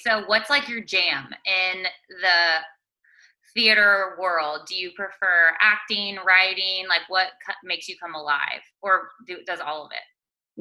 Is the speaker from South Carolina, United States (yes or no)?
no; Plano, Texas, United States; Rachel and I went to middle school and high school together. So we're both from Plano, Texas